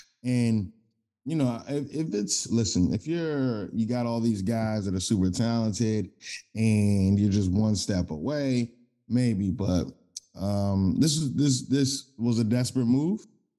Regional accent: Maryland, United States; I'm from the Maryland area, not necessarily Baltimore

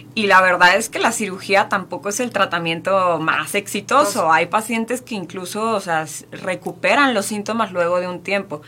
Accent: Mexico; Estamos acostumbrados como mexicanos

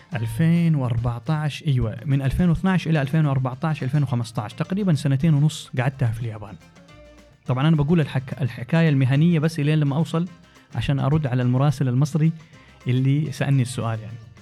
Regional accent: Jeddah, Makkah Province, Saudi Arabia; moved away as an adult; also born or lived in Tokyo, Japan / Cairo, Egypt / Dubai, United Arab Emirates; نشأت في جدة تخرجت من الثانوية العامة

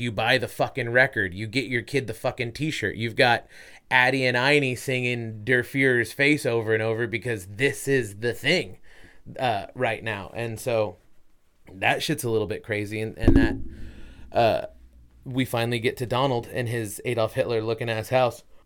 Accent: United States; I'm American

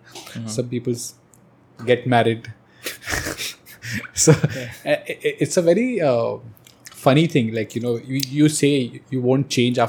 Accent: Mahad, Maharashtra, India; moved away; my hometown in Mahad

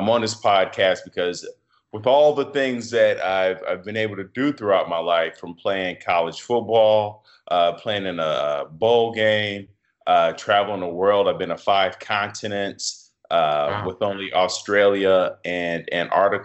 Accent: Chicago, Illinois, United States; I'm from Chicago, the North Side, which is a very diverse area of Chicago. I grew up in a Section 8 building

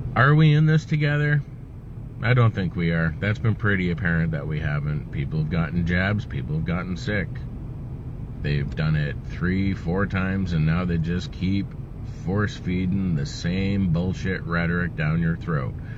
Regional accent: Canada; I was born in Canada

